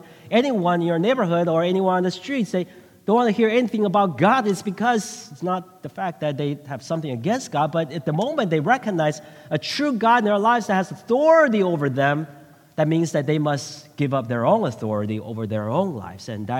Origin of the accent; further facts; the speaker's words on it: Bay Area, California, United States; also born or lived in Taiwan; I went to middle school, and it was in the Bay Area.